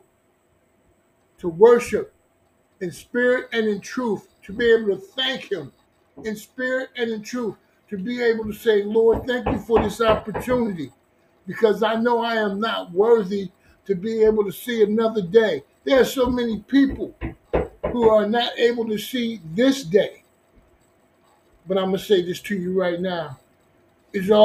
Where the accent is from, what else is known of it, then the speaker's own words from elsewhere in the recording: Newark, New Jersey, United States; I'm from New Jersey. Okay, Newark, New Jersey